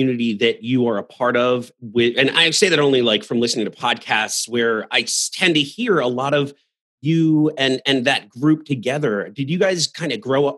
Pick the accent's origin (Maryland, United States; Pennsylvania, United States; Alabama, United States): Maryland, United States; Baltimore; I'm from Baltimore